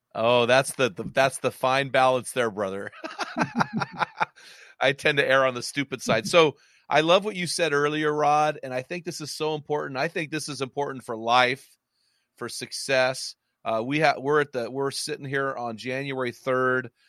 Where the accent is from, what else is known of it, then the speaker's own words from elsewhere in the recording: McMinnville, Oregon, United States; my hometown of McMinnville, which is about forty-five minutes from the coast